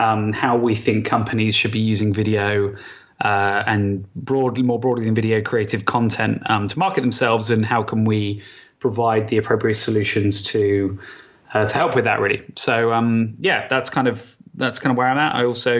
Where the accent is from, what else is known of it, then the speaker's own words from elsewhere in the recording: Southampton, South East England, United Kingdom; accent: Hampshire; No, I'm from Southampton originally.